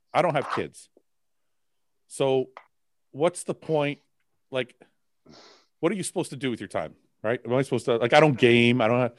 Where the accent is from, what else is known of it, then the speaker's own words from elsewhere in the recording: Windsor, Ontario, Canada; also born or lived in Toronto; So I used to live in Toronto. And we moved back. We moved back to because I was born and raised in Windsor. Windsor is about three hours from Toronto.